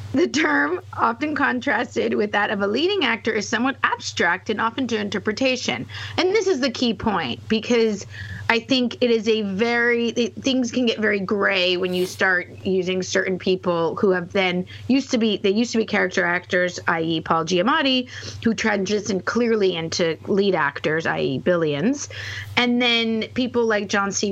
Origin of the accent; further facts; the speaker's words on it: Canada; moved away; I grew up in Canada